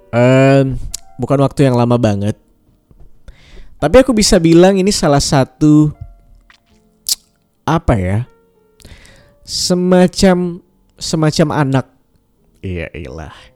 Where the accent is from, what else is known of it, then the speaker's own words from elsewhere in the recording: Pontianak, West Kalimantan, Indonesia; moved away as an adult; also born or lived in Yogyakarta; now in Jakarta, Indonesia; Umurku sekarang sekarang 24 tahun Asalku dari Pontianak, Kalimantan Barat, um, besar di sana. Ibu bapakku juga masih di sana. Um, kuliah di Jogja 6 tahun dari 2014 sampai 2020. Dan sekarang aku di Jakarta kerja di sini.